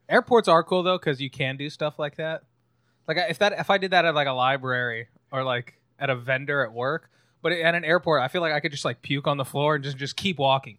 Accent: California, United States; California natives, uh, we're both Cali natives

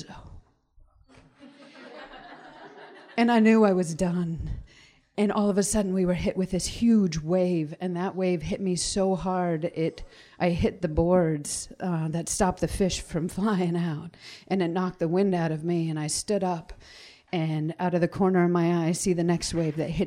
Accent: Wrangell, Alaska, United States; now in Sitka, United States; I was born and raised in Wrangell. My family's from Huna, and now I live in Sitka.

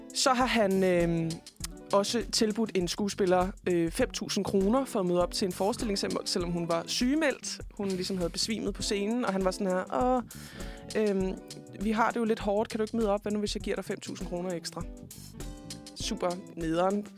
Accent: Denmark; som dansker

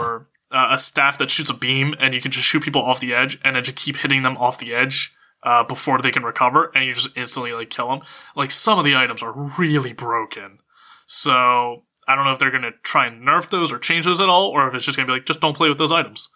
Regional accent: Pennsylvania, United States; now in Los Angeles, United States; growing up in Pennsylvania

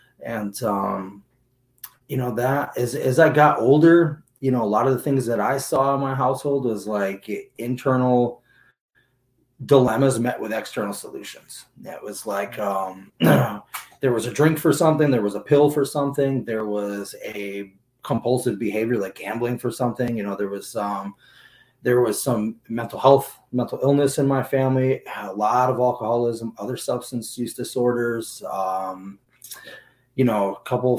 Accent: Agawam, Massachusetts, United States; now in Seattle, United States; I am originally from Western Massachusetts, a little place called Agawam. Grew up out there

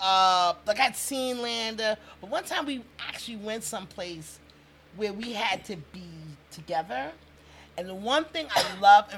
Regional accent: New York City, New York, United States; We're from Lafayette Gardens

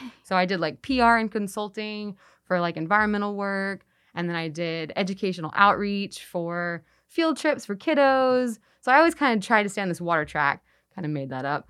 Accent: Texas, United States; now in Memphis, United States; I'm from Texas.

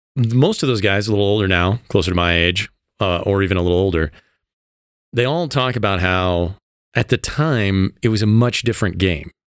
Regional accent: Illinois, United States; moved away as an adult; now in Colorado, United States; I came from Illinois as well

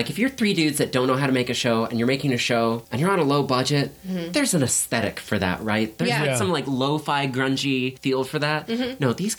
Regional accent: Indiana, United States; I am a Hoosier. I am originally from Indiana

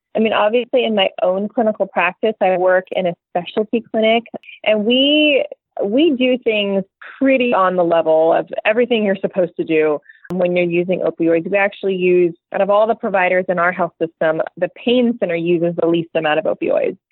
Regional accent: California, United States; I'm from California

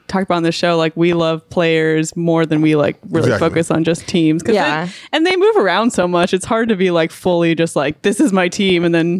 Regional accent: Dallas, Texas, United States; moved away as an adult; now in Los Angeles, United States; I grew up in Dallas and I started going to Clippers games when I moved here. I've been here for like 6 years now.

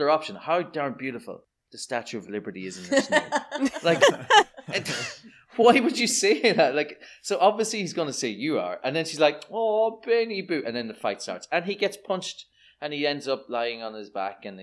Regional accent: Ireland; I'm Irish.

